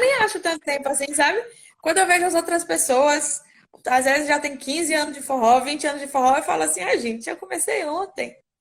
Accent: Salvador, Bahia, Brazil; also born or lived in Santo Amaro, Bahia; Eu sou aqui de Salvador. É... Morei aqui por muito tempo, mas já morei no interior também, interior chamado Santo Amaro, aqui pertinho também. É... já, enfim, já morei em alguns interiores durante a minha infância e adolescência

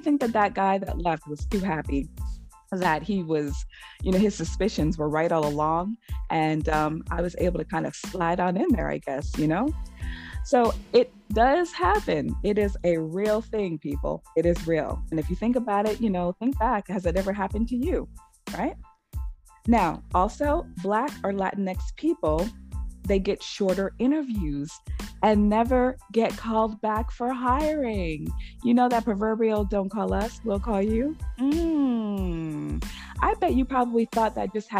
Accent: New York, United States; moved away as an adult; also born or lived in Boston, Massachusetts; I'm born and raised, New York is, you know, my home state, but at some point I moved to Massachusetts, specifically to Boston

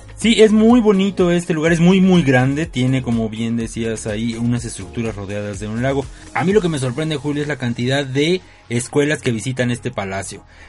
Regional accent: Mexico; soy mexicano

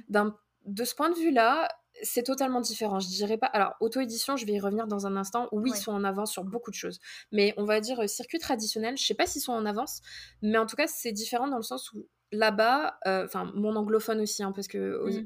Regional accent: France; first language French; moved away as an adult; now in Minnesota, United States; on est français

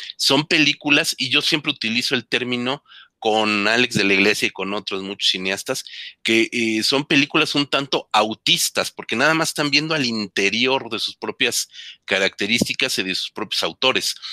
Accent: Mexico; nosotros como mexicanos

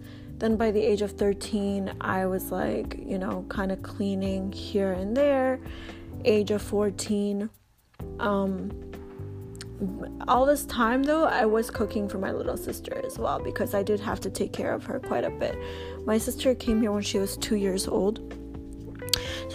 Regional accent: Albania; now in Canada; I'm Canadian. I've been here for 20 years. But my parents came from Albania. We all came from Albania in the year, I want to say 1999, 2000, sometime between that point.

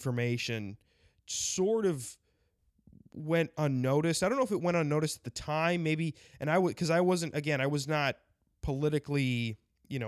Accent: South Dakota, United States; South Dakota because that's my home state

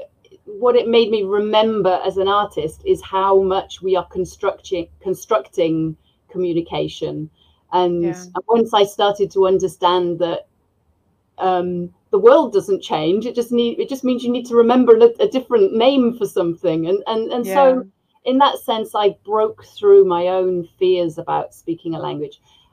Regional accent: Cardiff, Wales, United Kingdom; moved away as an adult; also born or lived in Aberystwyth, Wales; now in Argentina; I'm from Cardiff, which is the capital of Wales. And then in around 2000, I moved to West Wales, Aberystwyth, which is a seaside town

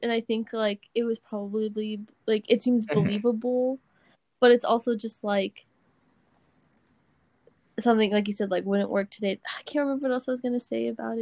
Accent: United States; as an American

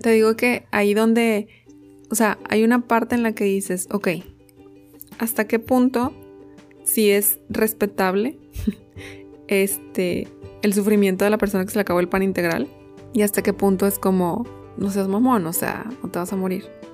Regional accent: Mexico; como mexicano

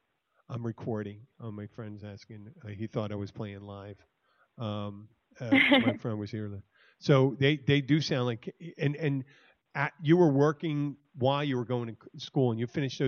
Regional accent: Philadelphia, Pennsylvania, United States; now in Florida Keys, United States; I'm originally from Philadelphia, Pennsylvania.

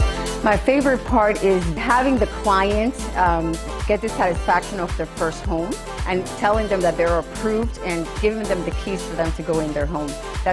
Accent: Dominican Republic; English is a second language; I'm originally from Dominican Republic, which speak also Spanish.

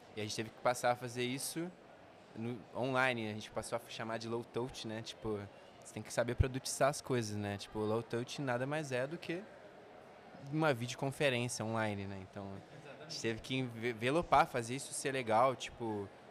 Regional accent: Volta Redonda, Rio de Janeiro, Brazil; a gente é do interior do Rio, né, de Volta Redonda

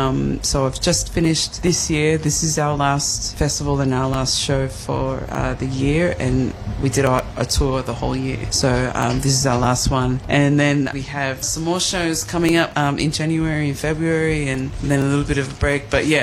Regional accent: Australia; I'm an Aussie. but I've been influenced by so many different areas in the world. So my mother being Polynesian, I'm definitely influenced by that.

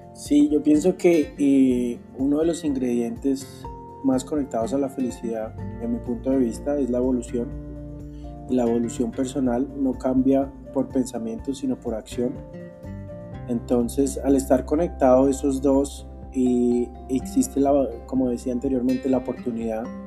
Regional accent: Bogotá, Colombia; nací en Bogotá, Colombia, hace 31 años

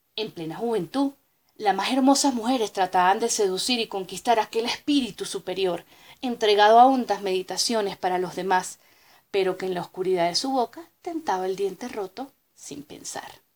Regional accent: Venezuela; now in Bogotá, Colombia; Soy profesora universitaria venezolana, actualmente residenciada en Bogotá

